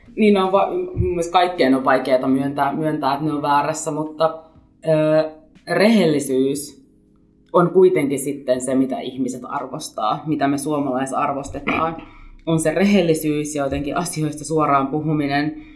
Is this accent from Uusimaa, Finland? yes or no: yes; Helsinki, Uusimaa, Finland; mä olen syntyperäinen helsinkiläinen